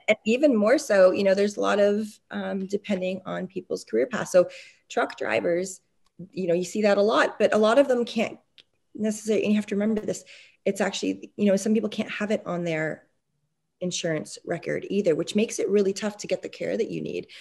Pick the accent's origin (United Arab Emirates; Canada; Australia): Canada; also born or lived in Montreal; I was born and raised in Canada.